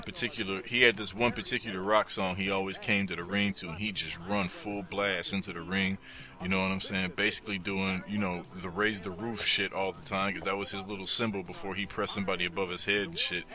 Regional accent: Midwest, United States; I was a kid from the Midwest. I'm coming out

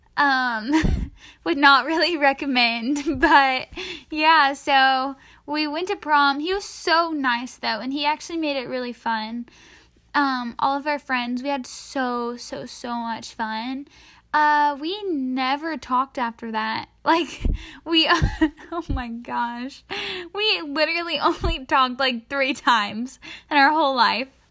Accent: East Tennessee, United States; I'm from East Tennessee

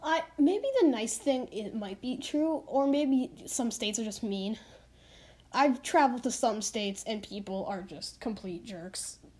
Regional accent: Canada; I live in Canada

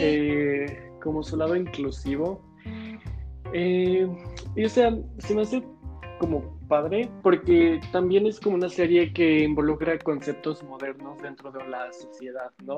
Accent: Mexico; nosotros somos mexicanos

